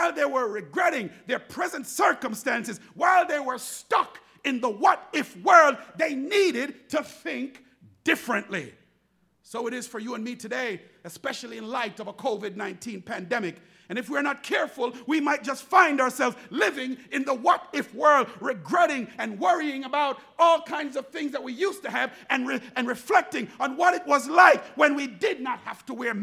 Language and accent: English; Jamaica; growing up in Jamaica, we used to drink water from the garden hose